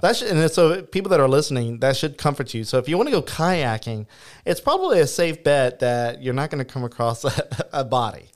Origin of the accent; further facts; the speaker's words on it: Turkey Creek, Louisiana, United States; whenever I was growing up in the Turkey Creek area